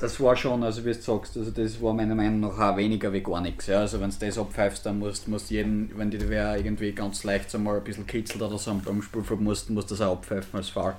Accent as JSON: {"language": "German", "country": "Austria", "said": "als Österreicher"}